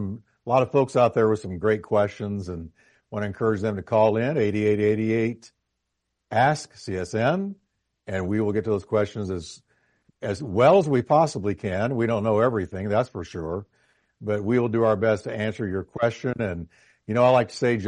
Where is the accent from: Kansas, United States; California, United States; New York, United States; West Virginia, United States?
New York, United States; moved away; I was born in New York.